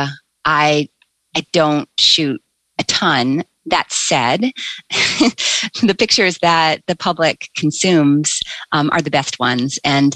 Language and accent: English; United States; I'm an American